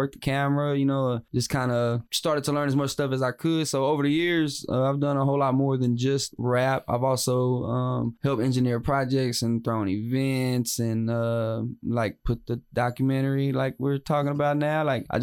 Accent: West, Texas, United States; now in Waco, United States; I'm originally from West

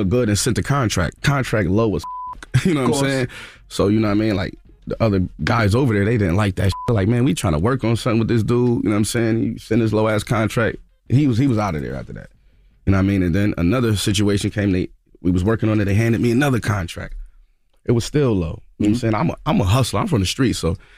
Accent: Buffalo, New York, United States; accent: Buffalo; Even though me, I'm from Buffalo. I talk with a Buffalo accent, not a New York City accent.

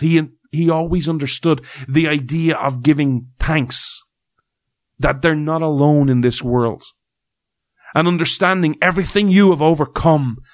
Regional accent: Ireland; as someone who's grown up in Ireland who has had rain pretty much nearly in some way, shape, or form every day of his life

